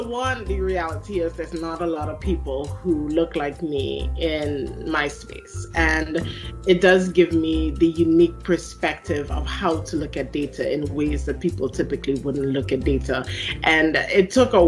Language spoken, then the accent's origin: English; Trinidad & Tobago; moved away as an adult; also born or lived in South Carolina, United States; now in United States; I have an accent that people hear that I don't hear. So I am originally from Trinidad and Tobago in the Caribbean. I came to the U.S. in, I'm going to date myself, 2003